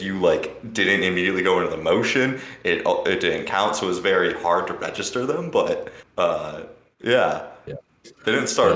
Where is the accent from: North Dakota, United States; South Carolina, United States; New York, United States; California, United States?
California, United States; Los Angeles; now in Michigan, United States; I'm originally from Los Angeles, and I had moved to Michigan in 2003.